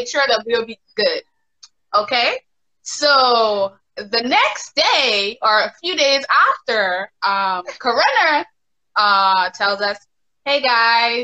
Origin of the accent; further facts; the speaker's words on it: Bahamas; I am from the Bahamas.